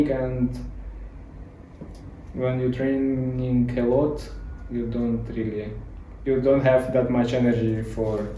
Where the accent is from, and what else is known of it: Ukraine; English is a second language; moved away as an adult; now in Dubai, United Arab Emirates